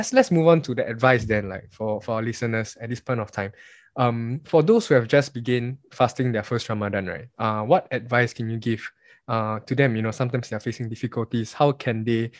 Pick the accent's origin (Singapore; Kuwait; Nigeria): Singapore; As Singaporean Muslims, we are so lucky and blessed to be in Singapore